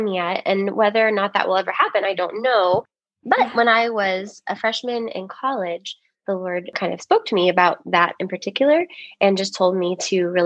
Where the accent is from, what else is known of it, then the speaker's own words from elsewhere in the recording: Richmond, Texas, United States; I was born and raised here in the Richmond area. And love my hometown so much